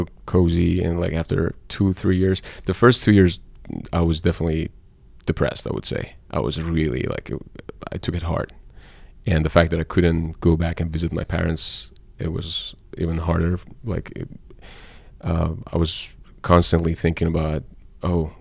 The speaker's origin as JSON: {"language": "English", "town": "Tehran", "region": "Tehran Province", "country": "Iran", "tie": "born or raised there", "also_born_or_lived": "Florence, Italy", "moved": "as an adult", "said": "I'm a city boy. Like, I grew up in Tehran, and like moving to Florence, this tiny town"}